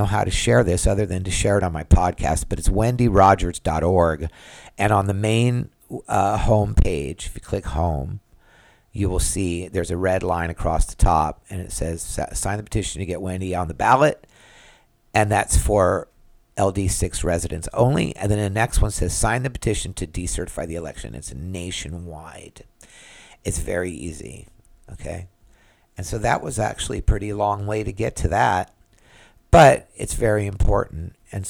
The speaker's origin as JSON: {"language": "English", "region": "California", "country": "United States", "lives_now": "Florida, United States", "said": "I moved to Florida, and I was from California. And I'm not in California right now, so I don't know what's happening there."}